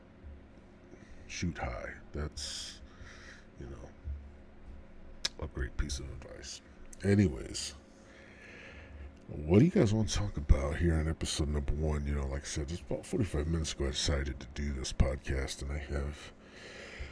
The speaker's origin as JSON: {"language": "English", "region": "Central Illinois", "country": "United States", "tie": "born or raised there", "said": "Born and raised in Central Illinois."}